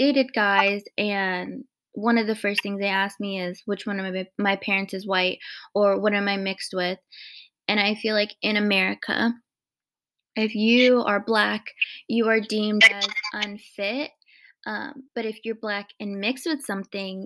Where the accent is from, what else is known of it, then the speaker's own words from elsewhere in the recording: Arizona, United States; born and raised in Arizona, lived in the same house basically my entire life